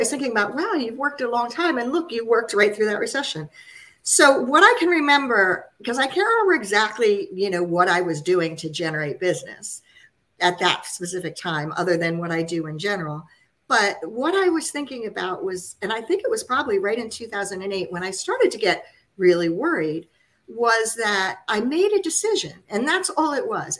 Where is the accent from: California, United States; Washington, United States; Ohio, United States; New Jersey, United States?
New Jersey, United States; New Jersey suburbs, United States; I grew up in the New Jersey suburbs